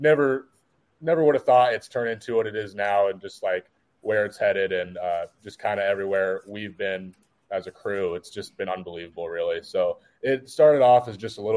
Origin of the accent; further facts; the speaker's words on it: Williamsburg, Iowa, United States; I'm originally from Williamsburg.